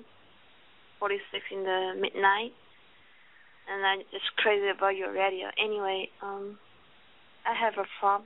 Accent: Taiwan; English is a second language; I'm from Taiwan

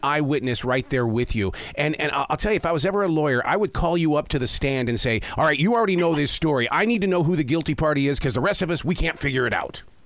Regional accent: Montana, United States; I grew up in Montana

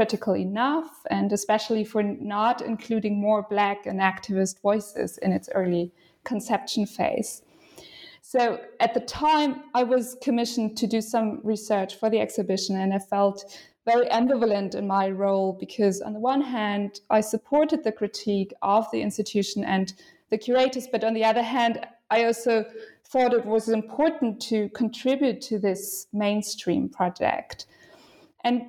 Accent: western Germany, Germany; moved away as an adult; now in Berlin, Germany; I was born in Western Germany, in a small town that is known for its university and many students

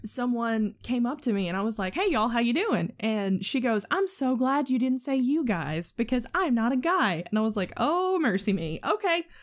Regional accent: the South, United States; accent: Southern

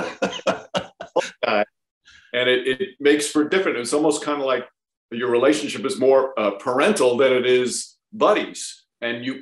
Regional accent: Yonkers, New York, United States; I grew up in New York as a crazy Knicks fan

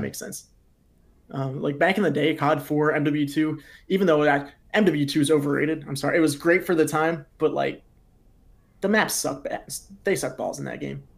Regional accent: Pennsylvania, United States; I'm from Pennsylvania in the United States

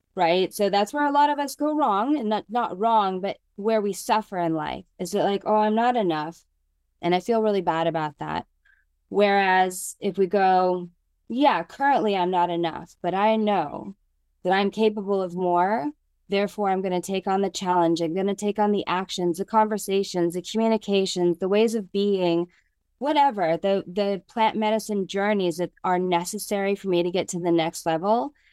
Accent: United States; moved away as an adult; also born or lived in New York City; I am a girl from the mountains of Lake Tahoe who grew up with natural hair

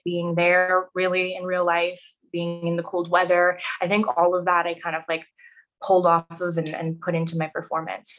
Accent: Vancouver, British Columbia, Canada; being born and raised in Vancouver

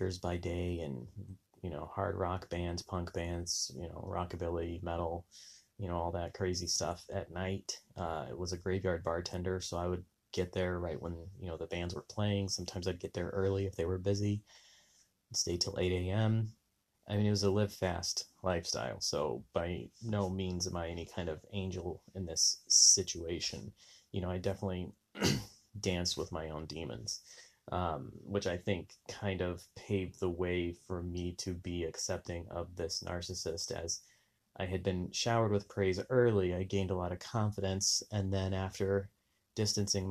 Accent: Southwest, United States; Growing up in the Southwest, very religious

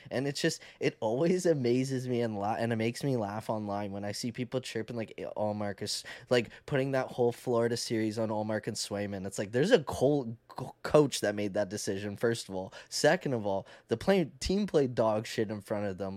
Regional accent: Canada; accent: Canadian; I talk like a Canadian

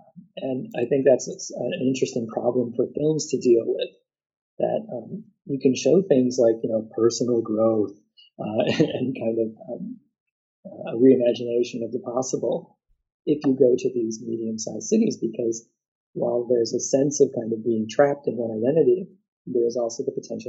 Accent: Illinois, United States; now in Christchurch, New Zealand; And so I grew up outside of Chicago, and one of the great things is that when a band I liked would go on tour, I knew that they would come to Chicago. Then I moved to Christchurch

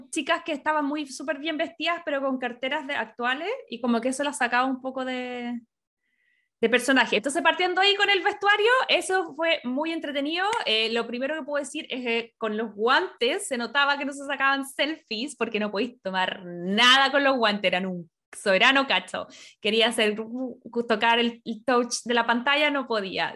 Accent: Chile; now in California, United States; Nosotros como latino y como chileno

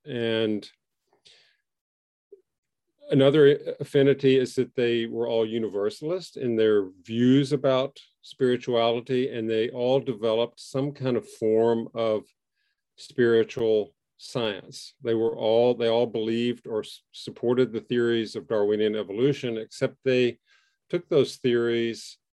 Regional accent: Southwest, United States; And because I grew up in the Southwest United States, I like spicy food.

